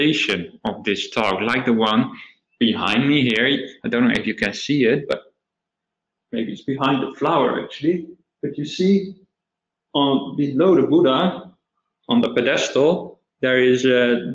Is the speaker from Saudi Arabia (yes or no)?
no; Netherlands; moved away as an adult; now in Australia; I was from the Netherlands